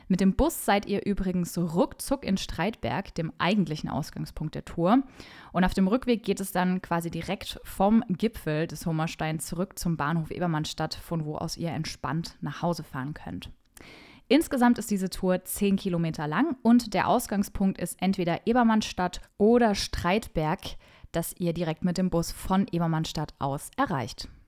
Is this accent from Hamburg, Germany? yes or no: no; Bavaria, Germany; ich komme nicht gebürtig aus dem Frankenland. Ich bin aber hier aufgewachsen und deshalb bezeichne ich Franken im Prinzip auch als meine Heimat. Aber mit dem echten Fränkisch kann ich euch jetzt nicht dienen.